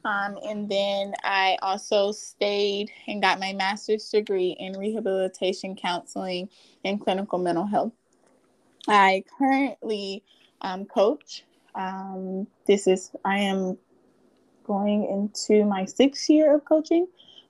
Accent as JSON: {"language": "English", "town": "Birmingham", "region": "Alabama", "country": "United States", "moved": "as an adult", "lives_now": "Virginia Beach, United States", "said": "I am from Birmingham, Alabama."}